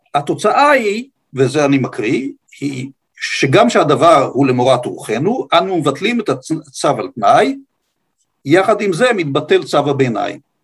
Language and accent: Hebrew; Ramat HaShofet, Northern District, Israel; בקיבוץ רמת השופט שבו גדלתי